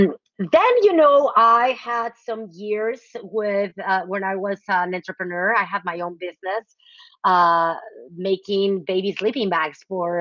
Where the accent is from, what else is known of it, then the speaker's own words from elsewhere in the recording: Mexico City, Mexico; moved away as an adult; also born or lived in Cambridge, Massachusetts / Dallas, Texas; now in San Francisco Bay Area, United States; So I am originally from Mexico City, born and raised in Mexico City. I went to an all-girl Catholic school my whole life. And then I went to college in Mexico City